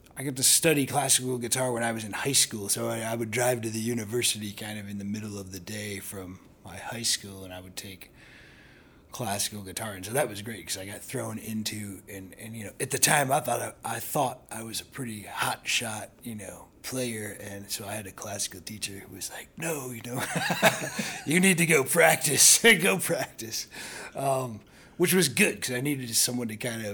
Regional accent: Northeast Ohio, United States; now in Chicago, United States; I grew up in Northeast Ohio, not too far, kind of in between Cleveland and Akron

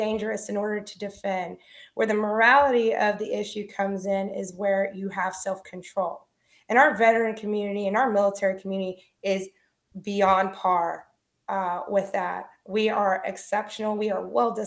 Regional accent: Alvin, Texas, United States; I grew up in Houston, Texas, or right outside in a little place called Alvin, Texas, home of Nolan Ryan.

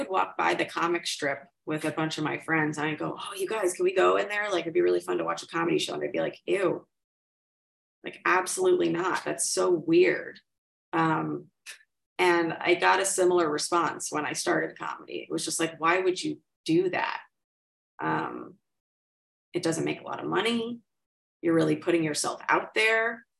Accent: New York City, New York, United States; Upper East Side. If you can believe. Yeah.

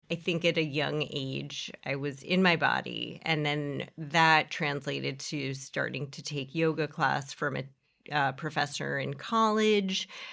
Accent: New York City, New York, United States; where I grew up here in Horace Mann

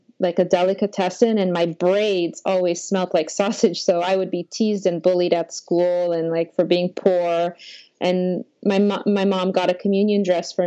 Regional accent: Toronto, Ontario, Canada; first language Polish; English is a second language; moved away as an adult; also born or lived in Elbląg, Poland / Germany / Mexico; now in Japan; we lived in Toronto, and I was raised in Toronto.

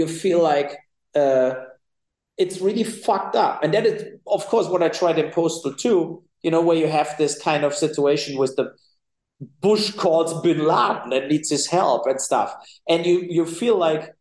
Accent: Cologne, North Rhine-Westphalia, Germany; I'm from the West, right? So from Cologne, it's the North Rhine-Westphalia is the most populated area in Germany

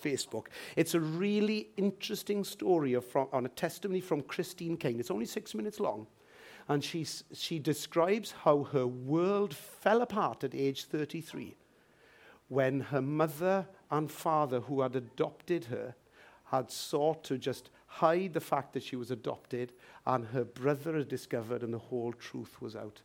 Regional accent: Wales, United Kingdom; sometimes I'll put Welsh, and sometimes I'll put British

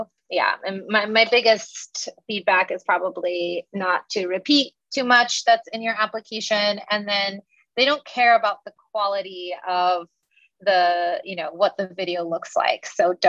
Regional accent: Chicago, Illinois, United States; I'm originally from Chicago, and I went to the University of Chicago as an undergrad

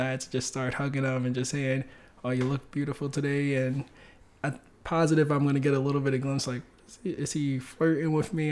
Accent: New York City, New York, United States; also born or lived in Bronx; I grew up in Harlem

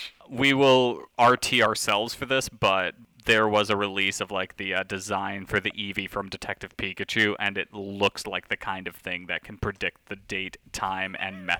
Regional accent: New York, United States; I'm from New York

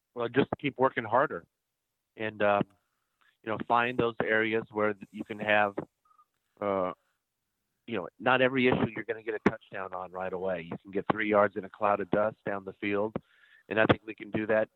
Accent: Van Meter, Iowa, United States; also born or lived in Johnston, Iowa; born and raised in Van Meter

